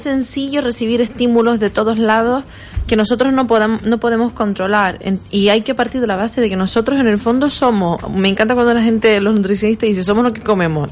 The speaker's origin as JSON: {"language": "Spanish", "country": "Brazil", "tie": "born or raised there", "moved": "yes", "said": "yo como crecí en Brasil, como, como niña"}